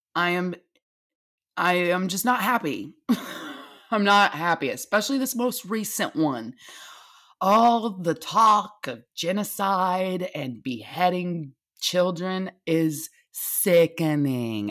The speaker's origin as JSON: {"language": "English", "country": "United States", "said": "I am an American"}